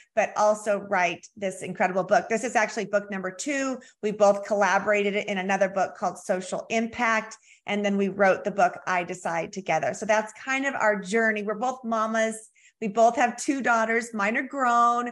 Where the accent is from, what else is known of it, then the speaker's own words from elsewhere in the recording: Southern California, United States; now in Springfield, United States; I'm from Southern California, but I've been here 34 years